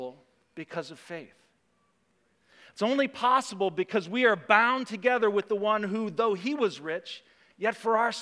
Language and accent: English; United States; us as American Christians